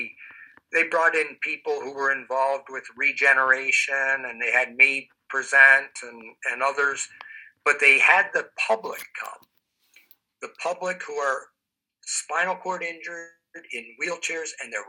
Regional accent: East Coast, United States; moved away; also born or lived in Midwest; I'm not originally from the Midwest. I'm from the East Coast. So I'm a transplant, if you will, to the Midwest

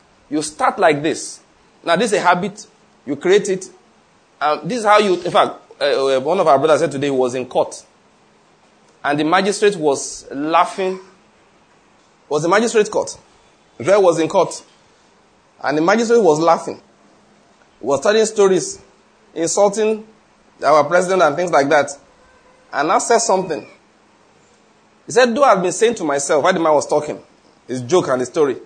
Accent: Nigeria; I'm a Nigerian father

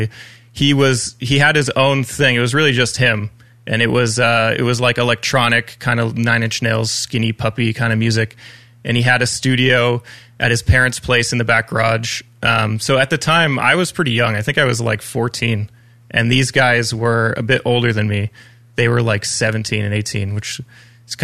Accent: Ajax, Ontario, Canada; I was born and raised in Ajax, Ontario.

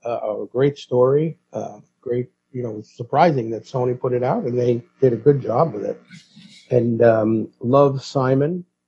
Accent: New York City, New York, United States; That was what I was taught growing up in the Bronx

